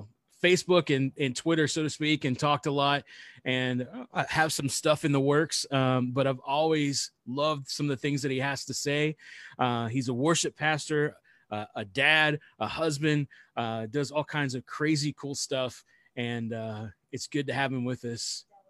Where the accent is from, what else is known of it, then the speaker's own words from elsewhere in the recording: Ohio, United States; Yeah, it's in Southeast Ohio. We're from Ohio.